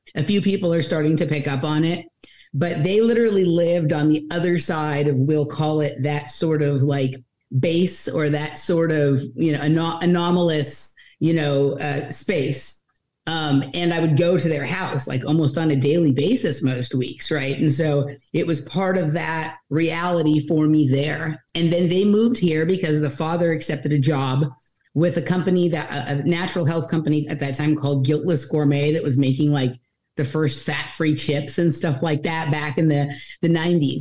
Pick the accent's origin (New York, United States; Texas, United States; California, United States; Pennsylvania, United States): California, United States; Los Angeles; now in Austin, United States; I'm born and raised in Los Angeles